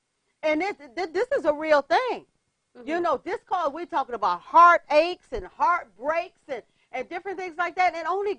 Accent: Detroit, Michigan, United States; I came from Detroit. And over the city of Detroit was a spirit of hopelessness.

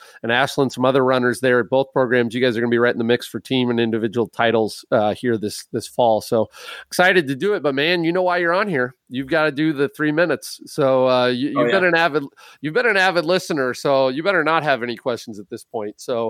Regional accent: Minnesota, United States; when I grew up in Minnesota, my grandparents had a big old lake

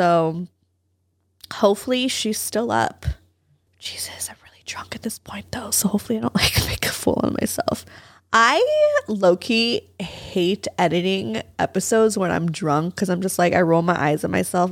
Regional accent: Valencia, California, United States; That's just where I grew up.

